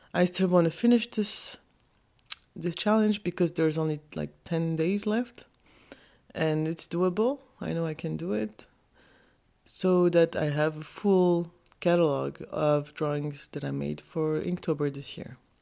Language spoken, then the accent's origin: English; Geneva, Switzerland; I was born in Switzerland, in Geneva.